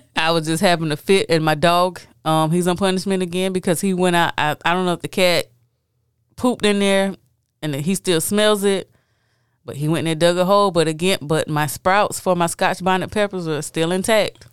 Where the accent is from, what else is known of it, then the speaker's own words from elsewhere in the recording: United States; me being African American